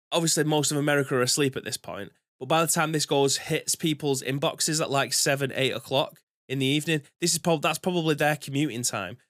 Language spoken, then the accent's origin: English; England, United Kingdom; being an Englishman